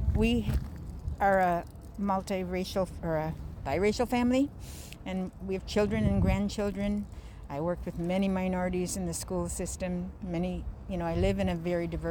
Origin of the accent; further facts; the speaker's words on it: Wisconsin, United States; also born or lived in South Minneapolis, Minnesota; now in Minneapolis, United States; from South Minneapolis, originally Wisconsin